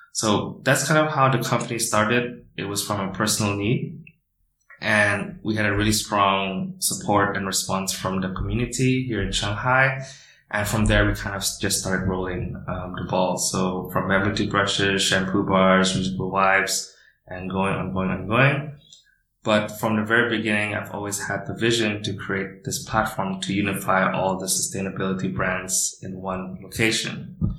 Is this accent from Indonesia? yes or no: yes; Indonesia; now in China; I am from Indonesia and I am the founder of Boomi